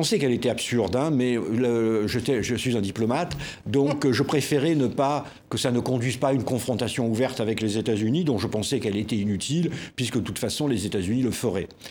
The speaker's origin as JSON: {"language": "French", "town": "Marseille", "region": "Provence-Alpes-Côte d'Azur", "country": "France", "tie": "born or raised there", "said": "Je suis né à Marseille"}